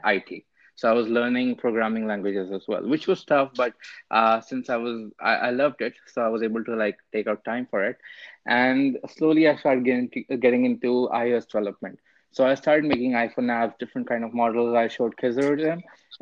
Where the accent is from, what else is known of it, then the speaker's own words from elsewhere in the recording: India; moved away as an adult; also born or lived in Boston, United States; now in United States; I came from India to Boston and University of Massachusetts, Boston, right?